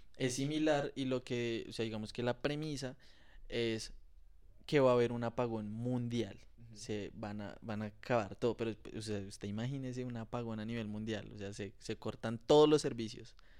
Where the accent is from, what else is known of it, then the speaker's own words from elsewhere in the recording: Colombia; como colombiano